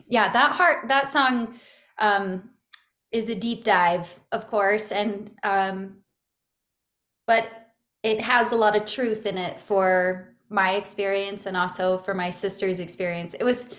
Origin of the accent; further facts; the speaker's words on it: Santa Barbara, California, United States; Yeah, I grew up in Santa Barbara, California, and my family had moved around a lot, but that's primarily where I grew up and where I consider home.